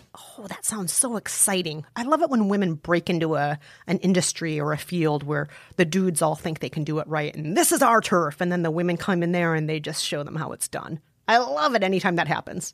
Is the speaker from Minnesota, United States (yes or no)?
yes; Minnesota, United States; accent: Fargo; Joel and Ethan Cohen are from Minnesota, just like me